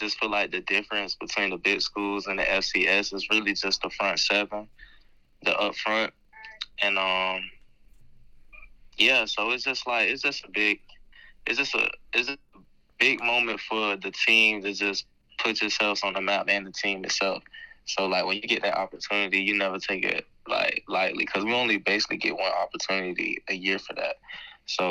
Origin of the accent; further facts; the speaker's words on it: Florida, United States; I grew up a Florida State fan and I'm from Florida.